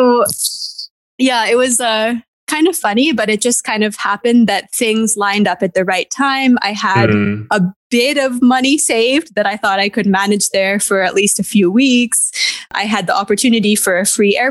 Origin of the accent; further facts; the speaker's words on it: Canada; moved away as an adult; back to Canada, my home country